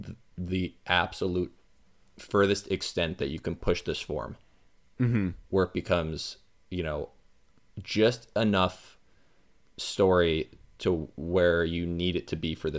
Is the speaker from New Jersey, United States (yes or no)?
no; Florida, United States; because I'm from Florida, so we all go there.